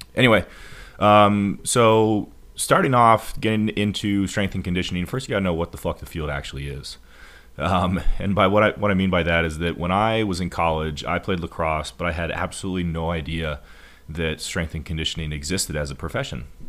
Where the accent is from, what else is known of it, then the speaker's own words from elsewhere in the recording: Montana, United States; moved away as an adult; also born or lived in Missouri; I moved from Montana, where I'm from